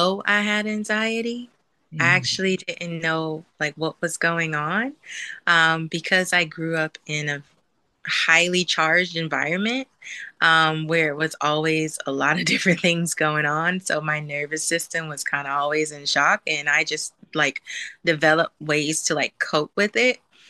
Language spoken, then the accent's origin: English; New Jersey, United States; moved away as an adult; now in California, United States; I'm originally from New Jersey. And so I relocated to California like 5 years ago